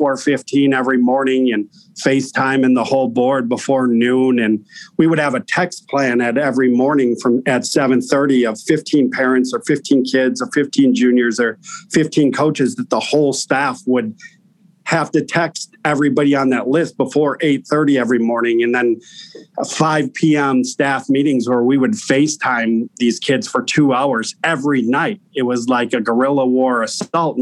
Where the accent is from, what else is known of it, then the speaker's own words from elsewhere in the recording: Wisconsin, United States; moved away; my home state in Wisconsin